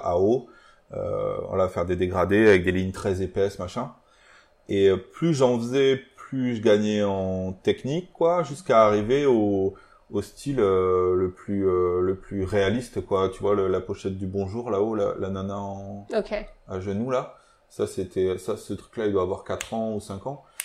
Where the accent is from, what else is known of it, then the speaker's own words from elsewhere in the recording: Aveyron, Occitania, France; on vient d'une petite ville de l'Aveyron